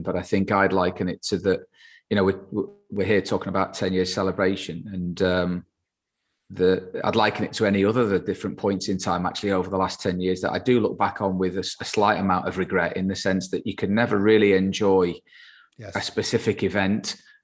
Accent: England, United Kingdom; being English and being based in the UK

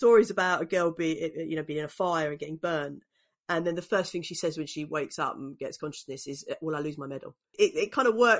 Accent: London, United Kingdom; when I was growing up in East London in the 80s and 90s

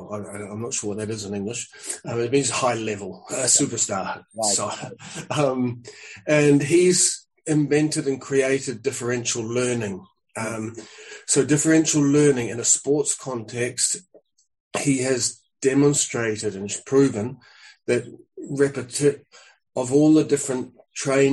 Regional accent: New Zealand; moved away; also born or lived in Spain; I'm a New Zealander. I came to Europe to wander around with a squash racket

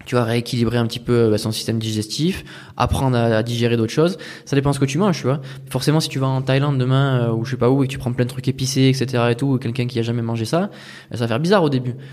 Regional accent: France; moved away; Non, moi, j'étais que en France.

